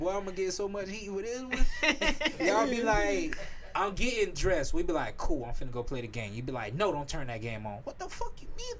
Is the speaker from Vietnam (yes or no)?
no; Jacksonville, Florida, United States; I'm from Jacksonville, motherfucking Florida.